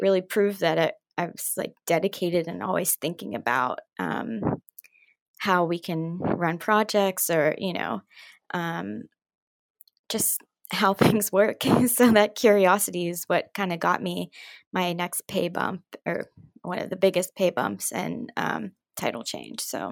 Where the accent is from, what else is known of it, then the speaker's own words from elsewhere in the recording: Pittsburgh, Pennsylvania, United States; moved away as an adult; now in New York City, United States; I'm originally from Pittsburgh